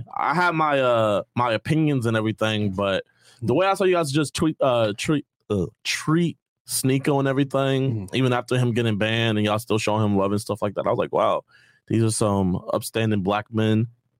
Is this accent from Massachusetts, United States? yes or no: no; Houston, Texas, United States; Yeah, my parents were deployed out there. It was, like, hella hot. It's crazy. I'm from Houston.